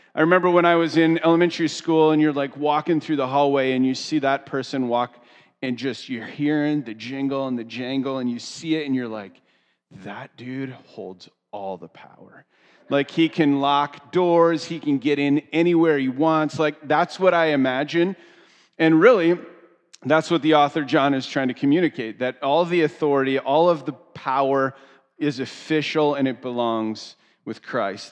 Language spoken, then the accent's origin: English; United States; I grew up two hours outside of Philadelphia